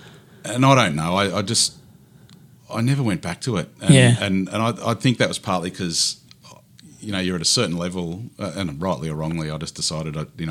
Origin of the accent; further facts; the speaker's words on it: Deniliquin, New South Wales, Australia; moved away; also born or lived in Auckland, New Zealand; I grew up in Denny, so Deniliquin in southern New South Wales.